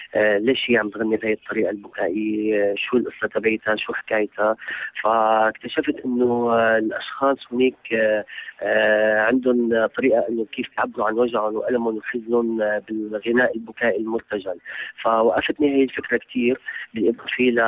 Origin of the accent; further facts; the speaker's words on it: Syria; انا شخص من سوريا